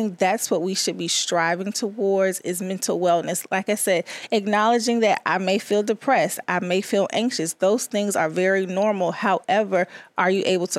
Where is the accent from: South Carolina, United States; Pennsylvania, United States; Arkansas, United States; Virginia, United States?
Virginia, United States; Chesapeake; also born or lived in Richmond, Virginia; I was born in Richmond, but I was raised in Chesapeake, Virginia